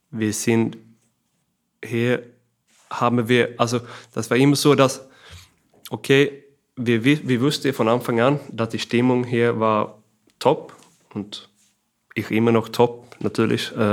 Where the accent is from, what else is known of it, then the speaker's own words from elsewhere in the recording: Kristianstad, Skåne, Sweden; German is a second language; er ist auch aus Christianstar, meiner Heimat da.